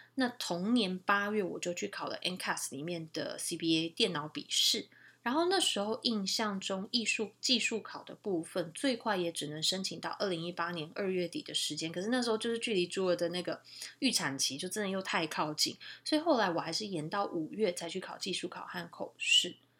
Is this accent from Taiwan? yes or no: yes; Taiwan; moved away as an adult; now in Canada; 所以这个其实对我们台湾人来讲蛮吃亏的